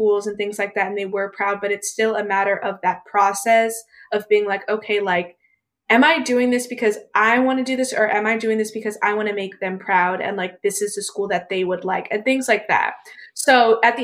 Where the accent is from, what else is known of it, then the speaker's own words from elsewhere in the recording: New Jersey, United States; moved away as an adult; now in Hampton, United States; I'm originally from New Jersey and I go to school in Hampton